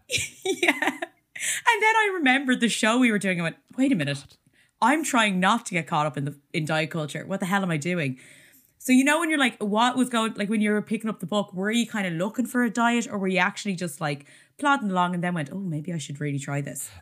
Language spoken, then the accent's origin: English; Ireland; As an Irish person